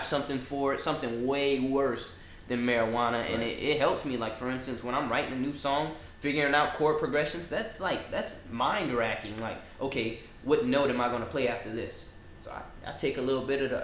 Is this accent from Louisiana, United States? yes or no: yes; New Orleans, Louisiana, United States; now in Texas, United States; New Orleans, Louisiana born